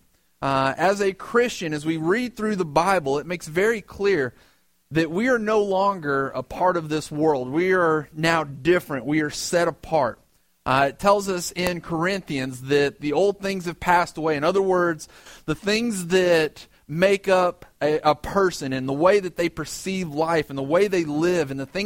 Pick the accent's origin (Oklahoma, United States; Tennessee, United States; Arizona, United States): Tennessee, United States; West; moved away as an adult; also born or lived in Michigan / Alabama; now in New York City, United States; my dad's job took us to West Tennessee